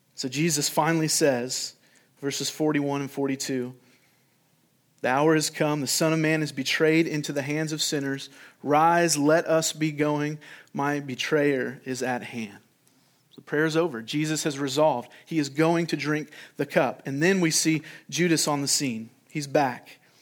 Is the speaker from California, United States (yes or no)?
yes; California, United States; when I was a kid growing up in California